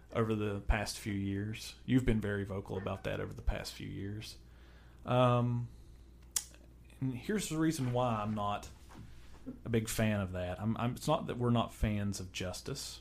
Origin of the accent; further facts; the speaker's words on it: United States; I'm an American. We're, we're Americans